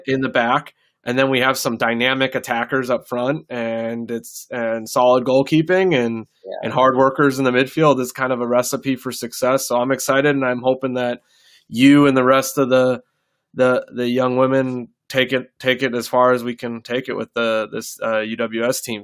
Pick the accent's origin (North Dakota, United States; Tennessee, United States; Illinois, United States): North Dakota, United States; now in Nebraska, United States; I grew up in North Dakota